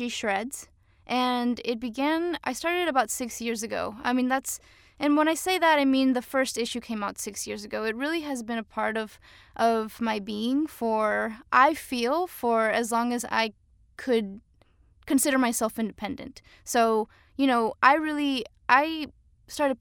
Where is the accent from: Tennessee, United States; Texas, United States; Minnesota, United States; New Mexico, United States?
Texas, United States; McAllen; also born or lived in Cancun, Mexico / Austin, Texas; now in Portland, United States; I was raised in McAllen, Texas, border to Reynosa, Tamaulipas